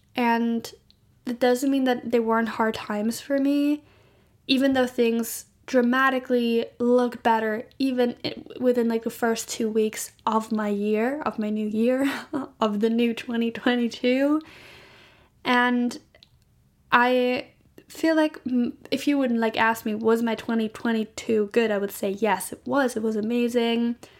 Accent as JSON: {"language": "English", "country": "Germany", "said": "I'm from Germany"}